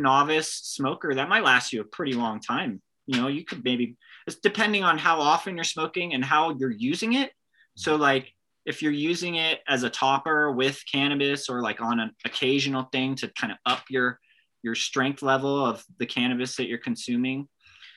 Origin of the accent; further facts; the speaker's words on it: United States; Being an American